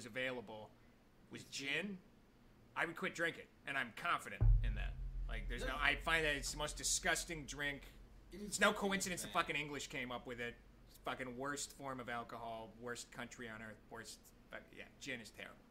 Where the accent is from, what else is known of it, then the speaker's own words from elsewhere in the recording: Dubuque, Iowa, United States; moved away; also born or lived in Davenport, Iowa; I grew up in Iowa